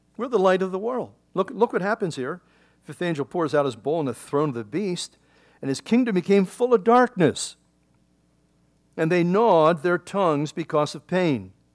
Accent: Philadelphia, Pennsylvania, United States; In Philadelphia, I grew up in the Delaware River

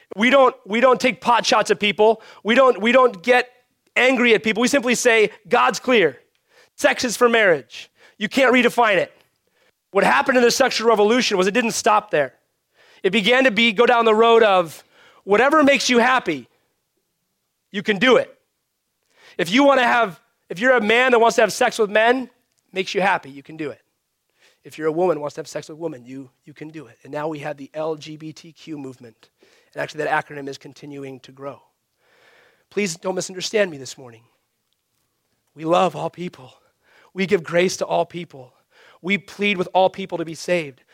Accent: United States; as American Christians

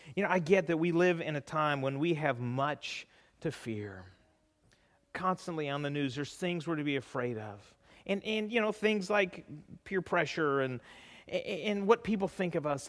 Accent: California, United States; moved away; growing up in California

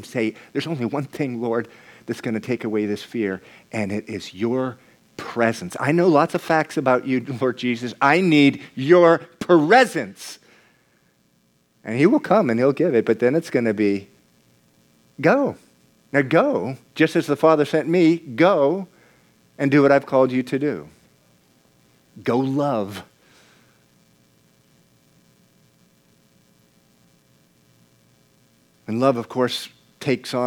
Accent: United States; also born or lived in Venezuela; we grew up in the United States of America

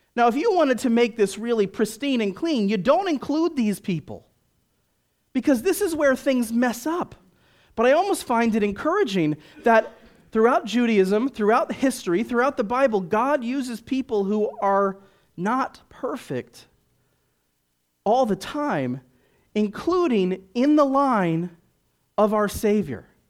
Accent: Washington, District of Columbia, United States; now in Chicago, United States; I was raised in Washington, D C

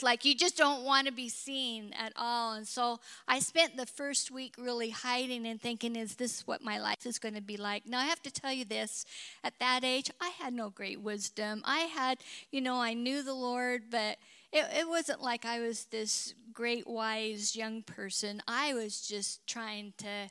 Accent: Kellogg, Idaho, United States; I was born and raised in Kellogg, Idaho, which was kind of a rough little mining town.

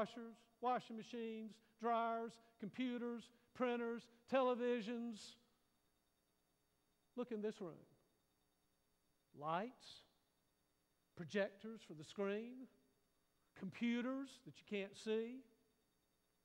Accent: United States; sometimes I think we Americans have to be really careful

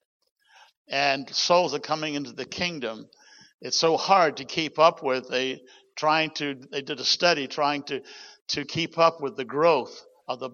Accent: New Zealand; moved away; my bloodline, I'm a Kiwi by birth, New Zealand

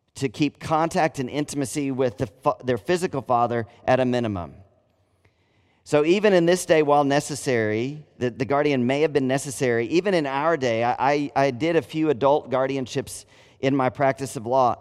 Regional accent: United States; I'm a Christian before I'm an American

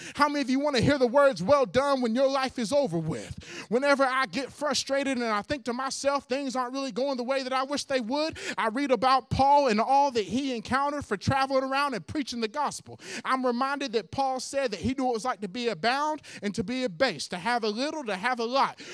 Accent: Hueytown, Alabama, United States; I used to go to Pittman, which now is called Huey Town Middle School

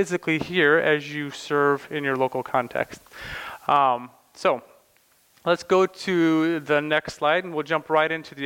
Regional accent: Morton, United States; moved away as an adult; now in Slovakia; I grew up in Morton, just right next door, and went to Morton High School

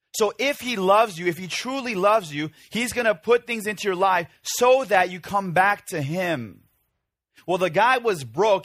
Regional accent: Chicago, Illinois, United States; moved away; when I was growing up in the Korean church of Chicago

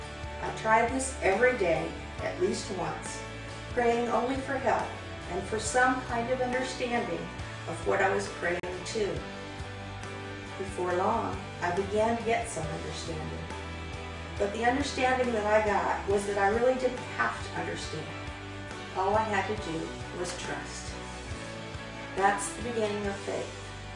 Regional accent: Alabama, United States; born there; I was born in Alabama a few years ago. I came home from the hospital in my grandfather's Birmingham police cruiser.

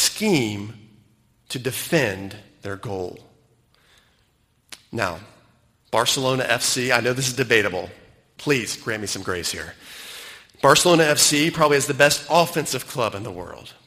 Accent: United States; moved away as an adult; now in Cayman Islands; having grown up in the United States

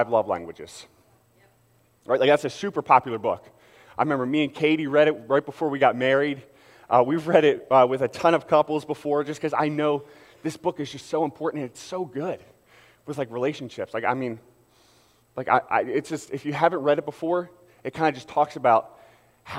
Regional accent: Philadelphia, Pennsylvania, United States; I got to represent my hometown

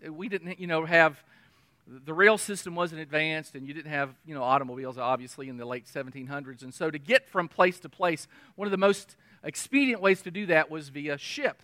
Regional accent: United States; we're an American

